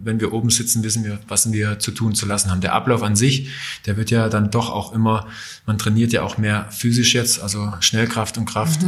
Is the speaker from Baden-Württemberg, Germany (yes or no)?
no; Johanngeorgenstadt, Saxony, Germany; also born or lived in Klingenthal; da, wo ich aufgewachsen bin in Johann-Georgenstadt